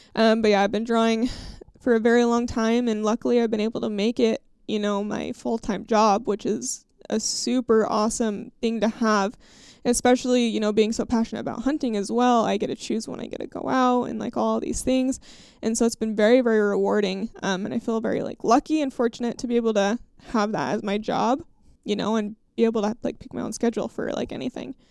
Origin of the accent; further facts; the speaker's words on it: Idaho, United States; my home state of Idaho.